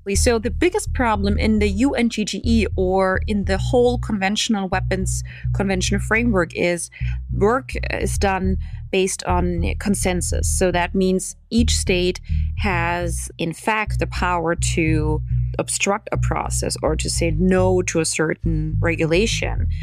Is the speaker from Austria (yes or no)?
yes; Austria; I'm coming from Austria